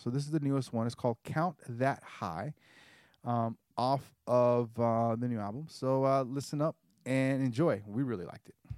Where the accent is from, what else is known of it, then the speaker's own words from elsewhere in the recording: the South, United States; I grew up in the South, so I have a more of a genteel manner.